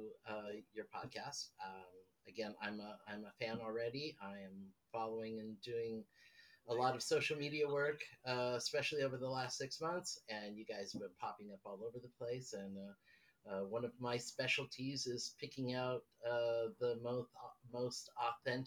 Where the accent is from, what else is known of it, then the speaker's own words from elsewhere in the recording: Los Angeles, California, United States; moved away as an adult; also born or lived in Las Vegas / Laguna Beach / Dana Point / Victoria, British Columbia; now in Netherlands; originally from California. I was born in Hollywood.